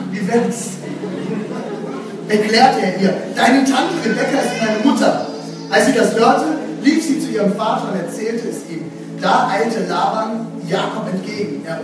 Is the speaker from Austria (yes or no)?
no; West Germany, Germany; also born or lived in Dresden; now in Leipzig, Germany; Ich bin kein Aussie, ich kann zwar ein bisschen Sächsisch sprechen, das ist schön, war, aber ich komme jetzt aus dem Westen.